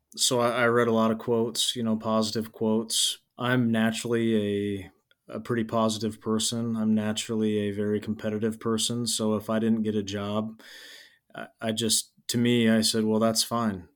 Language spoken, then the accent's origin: English; Nebraska, United States; accent: Midwest; now in Nevada, Iowa, United States; I'm from Nebraska and I'm a huge avid Nebraska fan